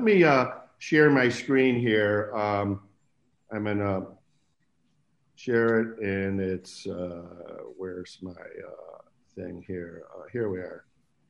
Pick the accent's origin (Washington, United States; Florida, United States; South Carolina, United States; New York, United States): New York, United States; Buffalo; moved away; I came out from Buffalo, New York in 1971. And I got a job at Lawrence Berkeley Lab